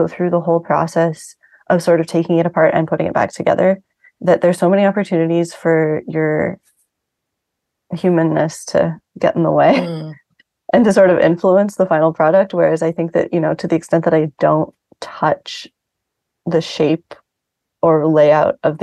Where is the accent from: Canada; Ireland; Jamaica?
Canada; Vancouver, British Columbia; now in New York City, United States; I grew up mostly in Vancouver, Canada.